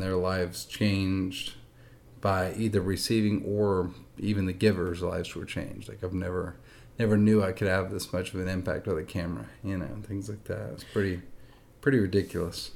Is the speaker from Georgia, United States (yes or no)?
no; Nashville, Tennessee, United States; I grew up in Nashville, Tennessee. I'm actually from Nashville